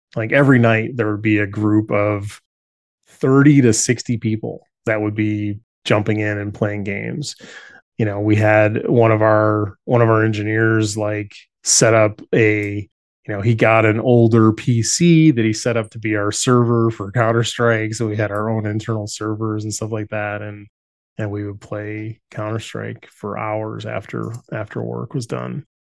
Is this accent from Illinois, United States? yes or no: yes; Chicago, Illinois, United States; moved away as an adult